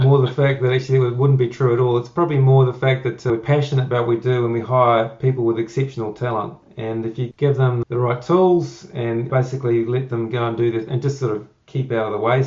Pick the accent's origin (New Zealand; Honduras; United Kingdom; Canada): New Zealand; doing this job here in New Zealand, I'm a Kiwi